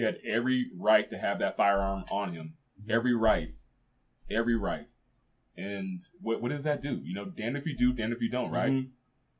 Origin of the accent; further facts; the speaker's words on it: San Jose, California, United States; now in Omaha, United States; I'm really from California, so yeah. I used to take a trip from San Jose down to Santa Barbara in the summertime.